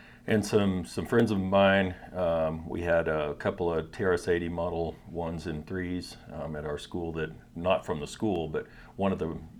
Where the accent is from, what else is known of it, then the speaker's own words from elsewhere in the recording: Tennessee, United States; also born or lived in Texas; I was born in Tennessee.